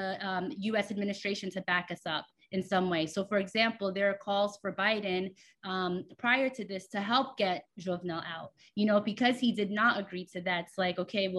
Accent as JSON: {"language": "English", "country": "United States", "tie": "born or raised there", "said": "I'm Haitian American. I was born and raised here"}